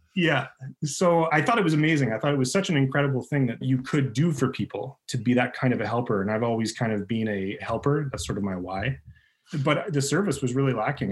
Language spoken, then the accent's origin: English; Northern Ontario, Canada; I grew up in Northern Ontario where there's just lakes everywhere you turn